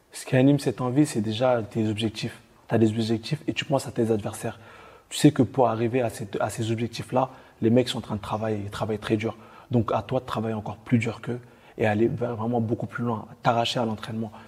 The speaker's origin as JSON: {"language": "French", "country": "France", "said": "on est beaucoup de Français"}